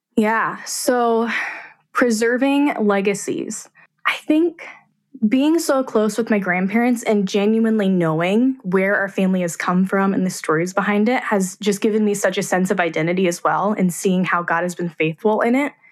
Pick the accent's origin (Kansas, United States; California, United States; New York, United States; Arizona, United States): Kansas, United States; Abilene; I'm from Abilene, Kansas